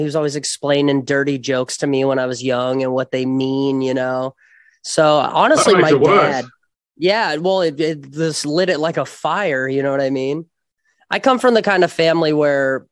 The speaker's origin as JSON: {"language": "English", "town": "Las Vegas", "region": "Nevada", "country": "United States", "moved": "yes", "lives_now": "Los Angeles, United States", "said": "I'm from Vegas originally"}